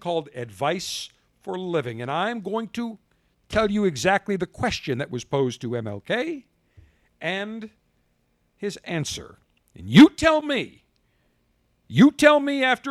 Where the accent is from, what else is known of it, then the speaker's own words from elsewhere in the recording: the North, United States; moved away; I'm a Northerner originally